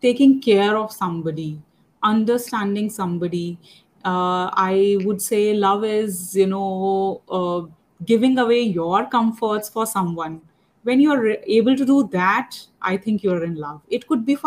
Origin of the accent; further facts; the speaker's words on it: India; I'm from India